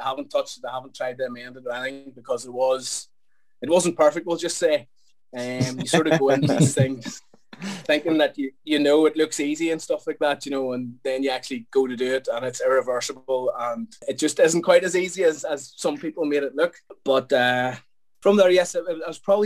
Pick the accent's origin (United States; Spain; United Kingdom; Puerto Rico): United Kingdom; Belfast, Northern Ireland; I'm from Belfast, in case the accent hasn't told you that yet.